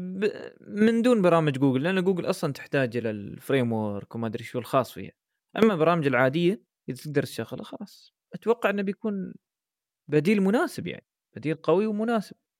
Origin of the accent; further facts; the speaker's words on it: United Arab Emirates; احنا عندنا في الامارات